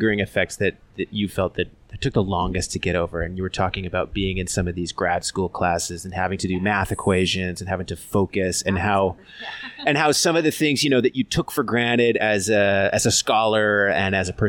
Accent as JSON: {"language": "English", "country": "United States", "said": "being an American"}